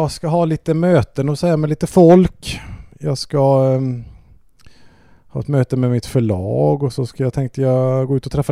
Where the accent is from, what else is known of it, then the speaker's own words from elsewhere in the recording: Hjärtum, Västra Götaland, Sweden; jag är ju från Hjärtum